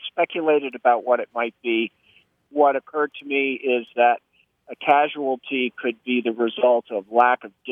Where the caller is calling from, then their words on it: Reno, Nevada, United States; Reno, Nevada.